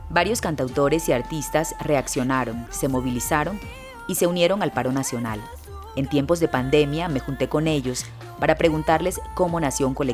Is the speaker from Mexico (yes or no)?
no; Córdoba, Colombia; …, artista cordobesa, de la tierra de donde vengo